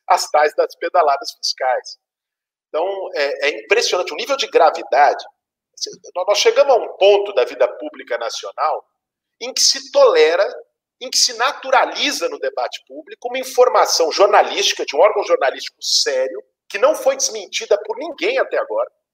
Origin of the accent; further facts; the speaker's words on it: São Paulo, Brazil; Nasci em 1982, aqui em São Paulo, que é onde vivi por esse tempo